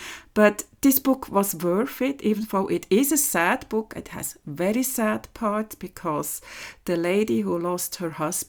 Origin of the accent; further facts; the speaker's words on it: Switzerland; English is a second language; this is the fourth episode of my podcast.